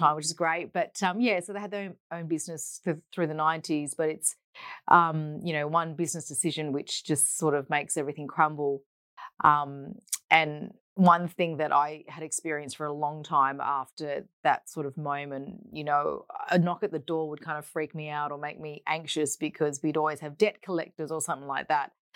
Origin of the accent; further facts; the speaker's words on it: Perth, Western Australia, Australia; Born and bred in Perth, um, and we grew up in the suburb of Hammersley, so in the north